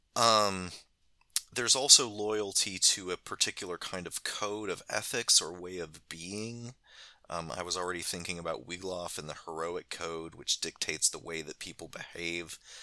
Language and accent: English; United States; as an American